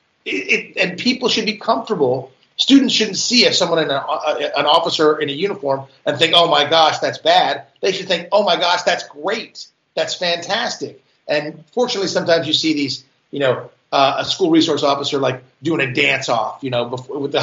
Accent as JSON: {"language": "English", "country": "United States", "said": "I identify as an American"}